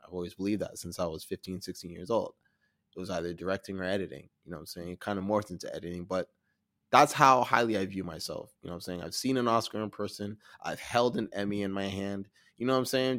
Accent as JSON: {"language": "English", "town": "Toronto", "region": "Ontario", "country": "Canada", "said": "I'm from Toronto, I'm a black editor"}